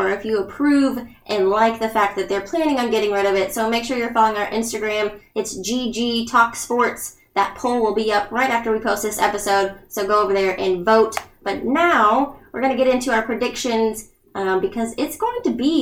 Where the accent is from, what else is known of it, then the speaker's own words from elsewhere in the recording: Kansas City, Missouri, United States; I was born in Kansas City